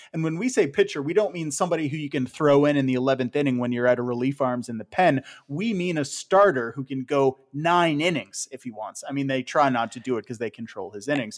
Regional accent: Ontario, Canada; you and I growing up in Ontario

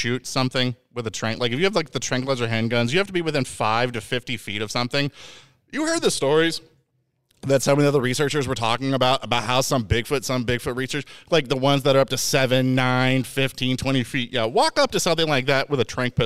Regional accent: Indiana, United States; I'm from Indiana

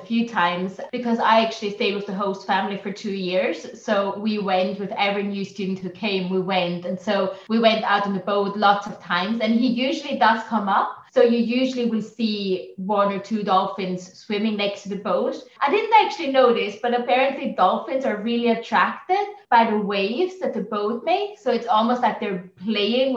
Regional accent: German-speaking region of northern Italy, Trentino-Alto Adige, Italy; first language German; English is a second language; moved away; also born or lived in Ireland; I grew up in Italy, but then I moved to three different countries

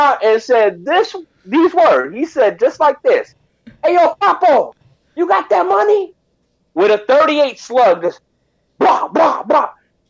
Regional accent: New York, United States; moved away; also born or lived in Puerto Rico; I grew up in New York

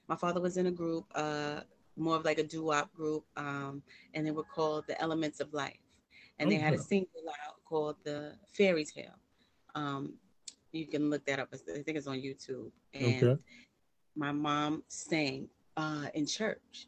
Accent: New York City, New York, United States; I am from New York. I'm from Brooklyn

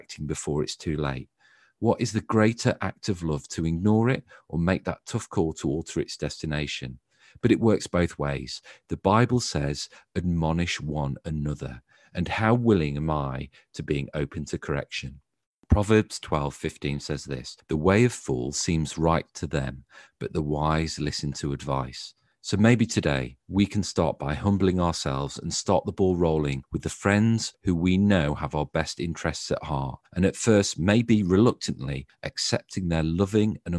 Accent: Stafford, West Midlands, United Kingdom; I'm from the North End, and I went to Graham Balfour

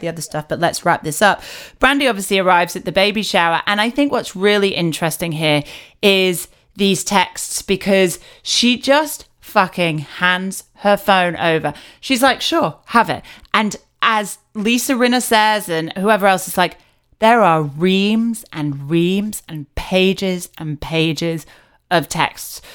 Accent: United Kingdom; I'm British

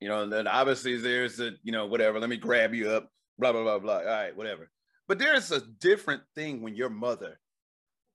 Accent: the South, United States; moved away; I was from the South

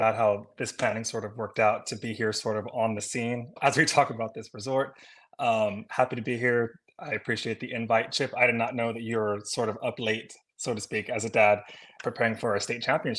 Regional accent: Texas, United States; moved away; I'm from Texas originally

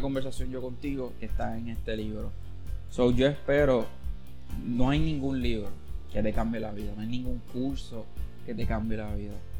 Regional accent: Caguas, Puerto Rico; de donde yo vengo, de Villa de Castro Cagua

